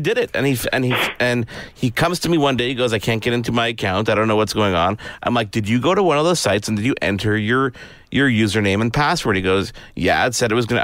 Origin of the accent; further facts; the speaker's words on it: Canada; I'm I'm a Canadian.